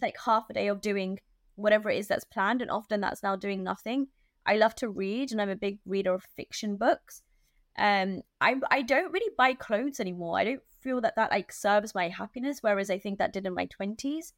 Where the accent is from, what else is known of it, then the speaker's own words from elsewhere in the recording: London, United Kingdom; I'm like a Londoner